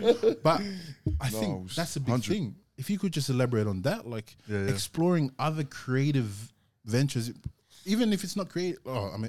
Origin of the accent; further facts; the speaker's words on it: New Zealand; accent: Kiwi; maybe I should just stop, like, get rid of my Kiwi accent and just spit like an Aussie from it.